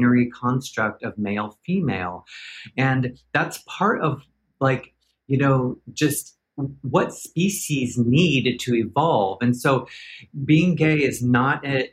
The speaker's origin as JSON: {"language": "English", "town": "Portland", "region": "Oregon", "country": "United States", "tie": "born or raised there", "also_born_or_lived": "Los Angeles / New York", "moved": "as an adult", "said": "I was born and raised in Portland, Oregon."}